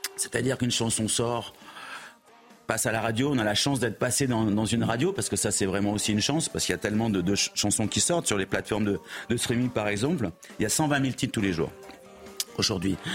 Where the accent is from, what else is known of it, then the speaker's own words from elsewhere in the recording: Bordeaux, Nouvelle-Aquitaine, France; En tant que Bordelais